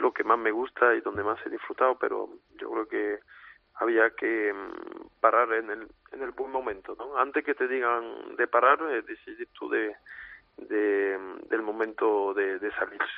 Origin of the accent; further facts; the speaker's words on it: Arles, Provence-Alpes-Côte d'Azur, France; la plaza de mi tierra, de mi ciudad